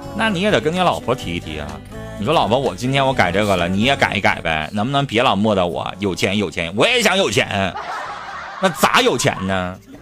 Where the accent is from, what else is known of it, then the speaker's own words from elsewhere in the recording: Harbin, Heilongjiang, China; 我们哈尔滨人